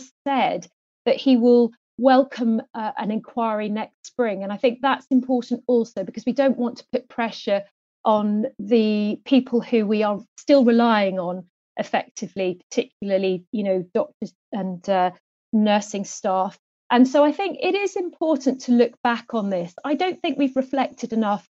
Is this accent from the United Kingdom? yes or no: yes; Wales, United Kingdom; now in Scotland, United Kingdom; I'm hoping to do my take my oath in Welsh, because I'm actually Welsh